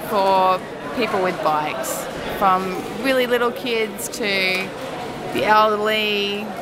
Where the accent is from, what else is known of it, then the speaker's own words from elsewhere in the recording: Brisbane, Queensland, Australia; I'm from Brisbane, Australia